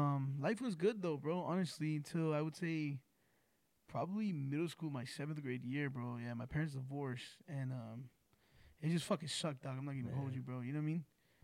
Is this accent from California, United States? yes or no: yes; Rialto, California, United States; also born or lived in Los Angeles, California; And then, I think first grade, I moved out to Rialto. And went to school out here. You know, I grew up out here in Rialto.